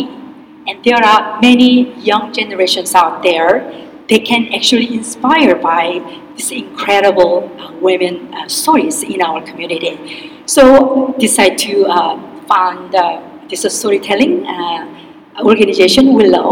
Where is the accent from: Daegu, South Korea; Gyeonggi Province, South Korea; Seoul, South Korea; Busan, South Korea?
Seoul, South Korea; moved away as an adult; now in Tacoma, United States; I grew up in Seoul, Korea, and came here when I was 18.